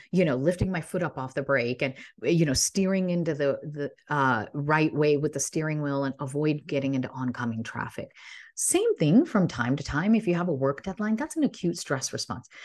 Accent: Illinois, United States; I grew up in Illinois

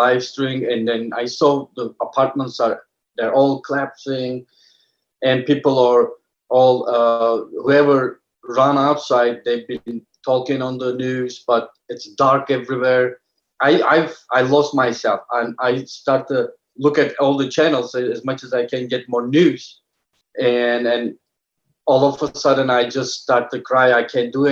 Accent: Istanbul, Turkey; moved away as an adult; now in United States; I was born and raised in Istanbul

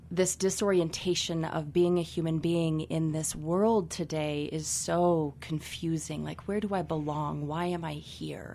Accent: Carbondale, Colorado, United States; I was born and raised here in Carbondale, Colorado

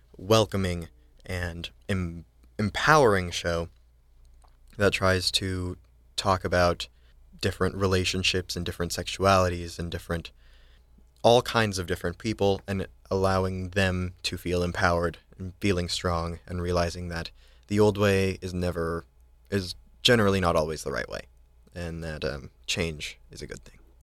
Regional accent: Eagle River, Alaska, United States; moved away; I am from Eagle River, Alaska

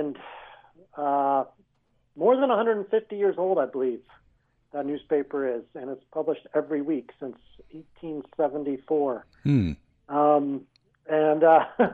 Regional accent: Durango, Colorado, United States; moved away as an adult; now in Bulgaria; I was born and raised there in Durango

